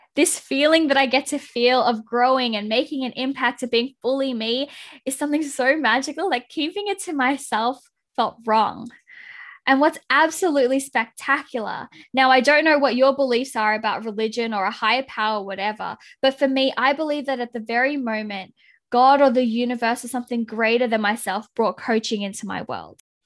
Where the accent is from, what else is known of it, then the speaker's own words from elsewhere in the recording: Philippines; being the Filipino that I am